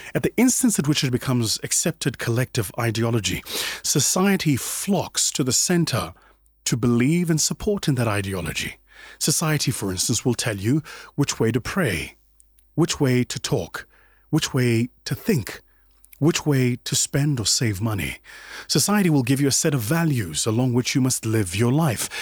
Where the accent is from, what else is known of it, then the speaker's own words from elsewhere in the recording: South Africa; my home country, South Africa